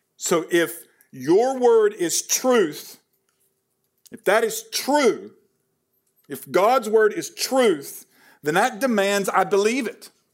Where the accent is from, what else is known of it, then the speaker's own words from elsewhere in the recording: Hickory, North Carolina, United States; moved away; I'm from Hickory, North Carolina.